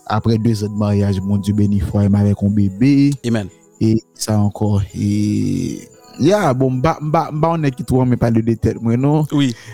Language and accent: Haitian Creole; Haiti; moved away as an adult; now in United States